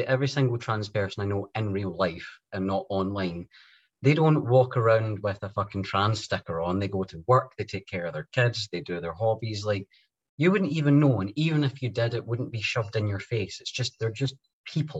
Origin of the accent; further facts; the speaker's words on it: Scotland, United Kingdom; my home country of Scotland